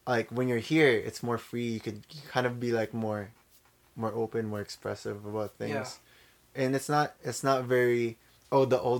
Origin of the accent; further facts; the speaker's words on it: Philippines; now in Canada; growing up in the Philippines